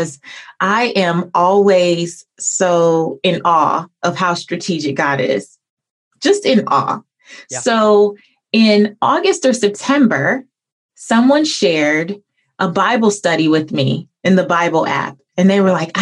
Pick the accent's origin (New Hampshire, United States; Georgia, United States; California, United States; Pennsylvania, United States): California, United States; Los Angeles; Growing up in Los Angeles, meeting him when I was in high school at the Beverly Center